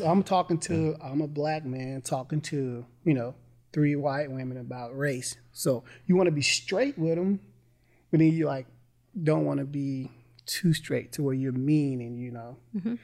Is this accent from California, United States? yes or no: no; Mississippi, United States; I'm from Mississippi